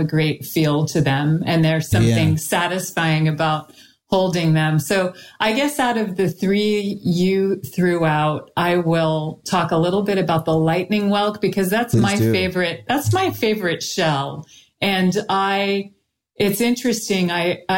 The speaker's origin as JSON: {"language": "English", "region": "Florida", "country": "United States", "tie": "born or raised there", "also_born_or_lived": "California", "said": "I grew up in Florida and California"}